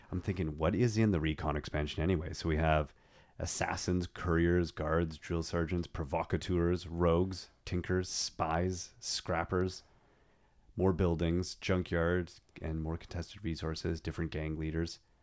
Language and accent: English; Canada; I am so Canadian